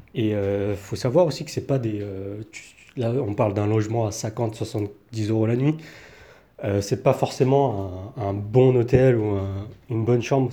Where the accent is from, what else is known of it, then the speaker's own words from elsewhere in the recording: France; now in Taiwan; en tant que Français